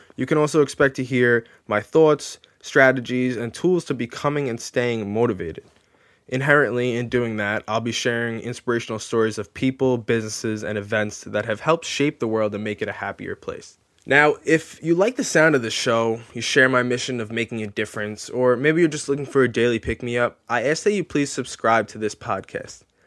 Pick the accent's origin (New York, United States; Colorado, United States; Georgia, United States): New York, United States; Long Island; I was born and raised on Long Island